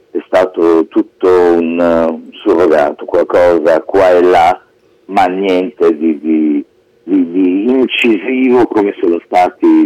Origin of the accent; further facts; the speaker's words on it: Modena, Emilia-Romagna, Italy; also born or lived in Piacenza; più o meno ci siamo trasferiti a Modena dopo